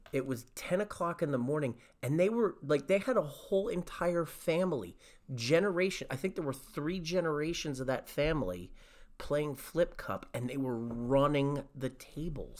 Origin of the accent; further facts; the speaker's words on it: Cranford, New Jersey, United States; when I grew up in Cranford